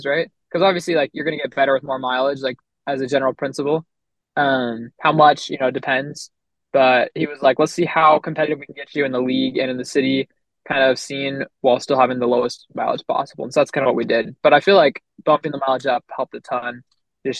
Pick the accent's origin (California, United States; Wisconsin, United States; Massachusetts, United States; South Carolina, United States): California, United States; Los Angeles; moved away as an adult; now in Provo, United States; I'm from Los Angeles, California, and right now I run for BYU up here in Provo, Utah.